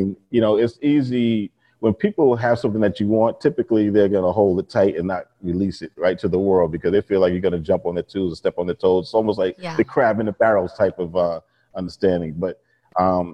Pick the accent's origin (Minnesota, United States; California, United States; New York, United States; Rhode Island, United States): New York, United States; New York and Long Island, United States; I grew up and born and raised in New York and Long Island.